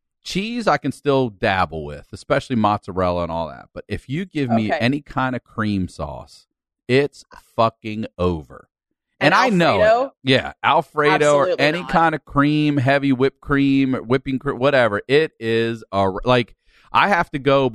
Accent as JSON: {"language": "English", "town": "Baltimore", "region": "Maryland", "country": "United States", "said": "I'm from Baltimore"}